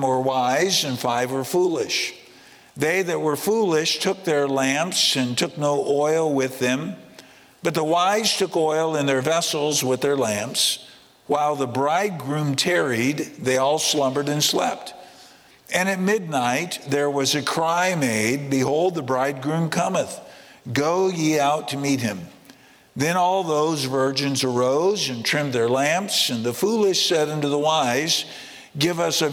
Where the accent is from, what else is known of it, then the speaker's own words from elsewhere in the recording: United States; moved away; I grew up in the States